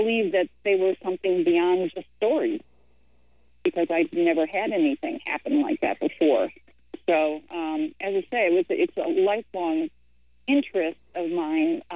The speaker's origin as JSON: {"language": "English", "region": "Midwest", "country": "United States", "moved": "as an adult", "lives_now": "Felton, United States", "said": "I'm from the Midwest originally."}